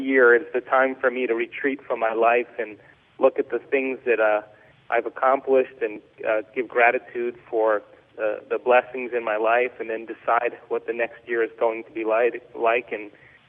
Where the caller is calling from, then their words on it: central Mexico, Mexico; I am in central Mexico in the tropics, in the jungle.